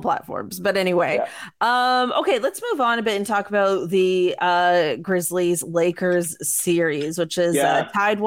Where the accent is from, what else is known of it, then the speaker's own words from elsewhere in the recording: Mississauga, Ontario, Canada; I'm also from Mississauga